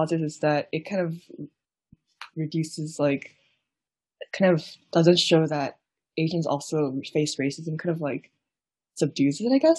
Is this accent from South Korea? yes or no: yes; South Korea; now in United States; even though I was born in the States, but I moved to Korea for like, and lived there for like over a decade, I guess I didn't fully experience the extent of like the model minority myth.